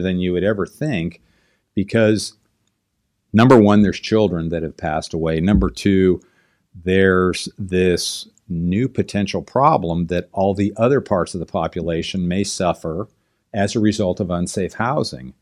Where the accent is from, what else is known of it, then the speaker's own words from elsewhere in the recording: Southern California, United States; I grew up here in Southern California